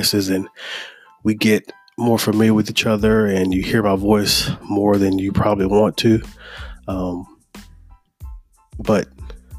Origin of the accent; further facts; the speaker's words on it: Mobile, Alabama, United States; moved away as an adult; also born or lived in Troy, Alabama / Tuscaloosa, Alabama; now in Birmingham, United States; I'm from Mobile, Alabama. I currently reside in Birmingham